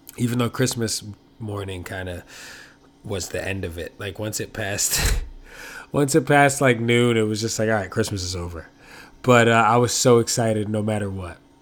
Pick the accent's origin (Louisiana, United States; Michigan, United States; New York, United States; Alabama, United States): New York, United States; I'm a New Yorker